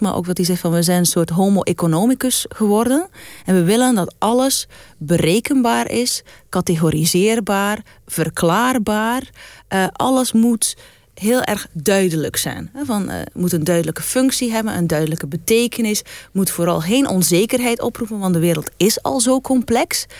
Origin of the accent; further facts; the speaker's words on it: West Flanders, Belgium; moved away; kom uit West-Vlaanderen. Dan zeggen we altijd je